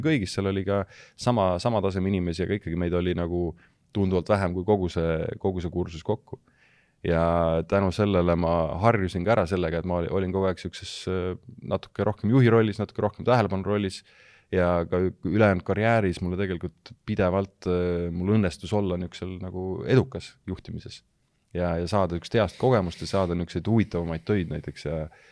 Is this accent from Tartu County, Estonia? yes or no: yes; Elva, Tartu County, Estonia; ma olen pärit Elvast, Elva gümnaasiumist